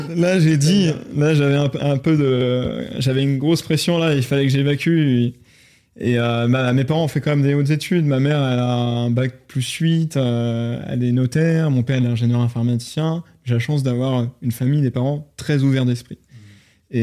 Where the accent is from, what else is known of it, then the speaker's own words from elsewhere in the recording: Rennes, Brittany, France; je suis de Rennes en Ille-et-Vilaine, hmm. en Bretagne